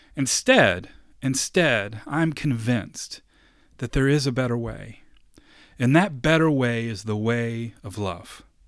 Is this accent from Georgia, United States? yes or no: no; Kentucky, United States; I was born in Kentucky